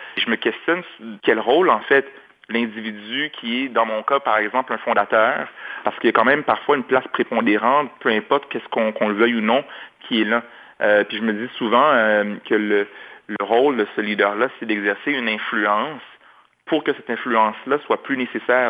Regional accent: Montreal, Quebec, Canada; J'ai grandi à Anjou, dans l'est de Montréal

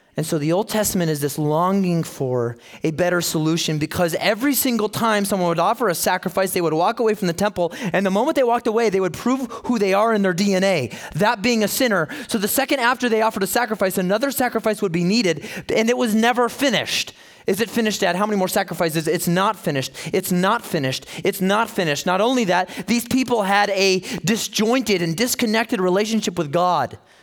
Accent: Chicago, Illinois, United States; So I grew up in Chicago. My, my childhood was there

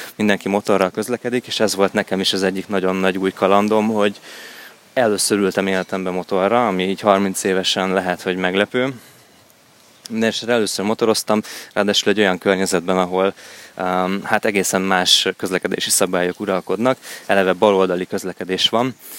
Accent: Hungary; európaiként, sőt, magyarként

